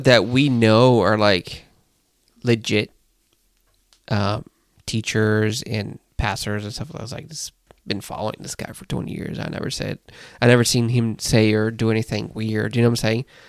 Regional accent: Brazil; moved away; growing up in Brazil, you'd see the prophets

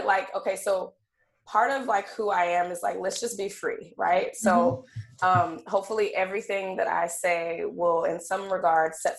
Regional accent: Alabama, United States; now in Seattle, United States; I'm Southern girl from Alabama, definitely Southern through and through

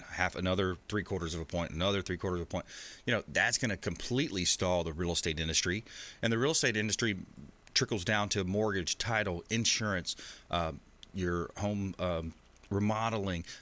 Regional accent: LaBelle, Florida, United States; now in Tampa Bay, United States; I grew up in Southwest Florida, a small town called LaBelle, just east of Fort Myers.

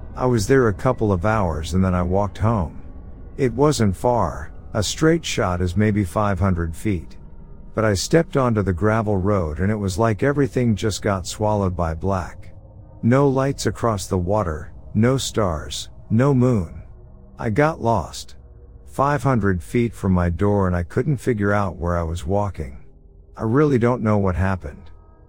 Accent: Ohio, United States; I grew up in Ohio but decided to go to Colorado for college.

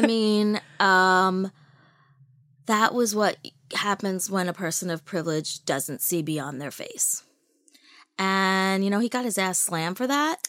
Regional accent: New York City, New York, United States; I was born in Brooklyn.

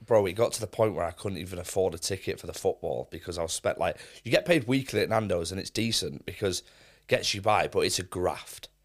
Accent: Manchester, North West England, United Kingdom; also born or lived in Leicester; I was actually born in Leicester, but I grew up in Manchester, so I moved there straight away

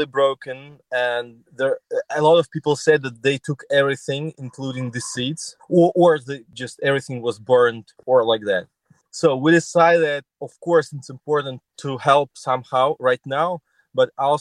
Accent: Kyiv, Ukraine; I'm from Kyiv

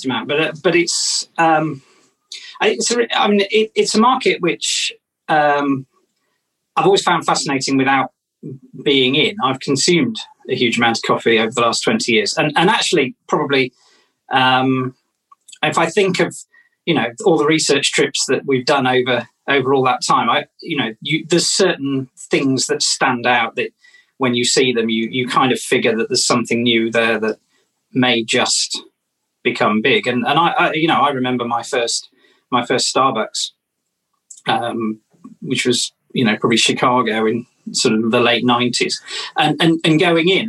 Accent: Wellington, West Midlands, United Kingdom; moved away; also born or lived in London; I'm from Wellington

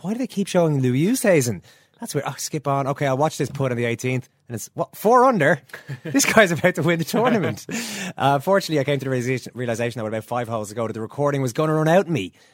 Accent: Dublin, Leinster, Ireland; I'm from Dublin, Murph. I'm a dub.

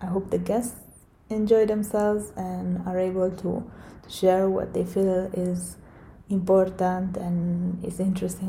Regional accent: Italy; moved away; I'm from Italy, but I have extensive experience living abroad.

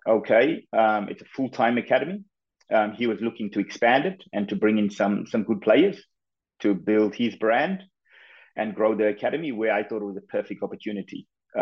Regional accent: KwaZulu-Natal, South Africa; moved away as an adult; also born or lived in Gold Coast, Australia; now in Spain; I was born and I grew up in KwaZulu-Natal in South Africa.

